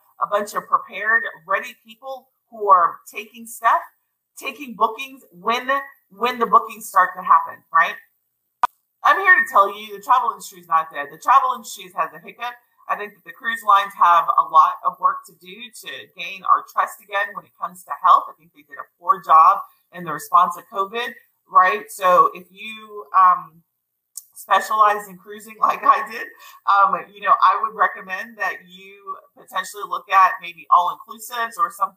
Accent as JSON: {"language": "English", "country": "United States", "said": "me as an American"}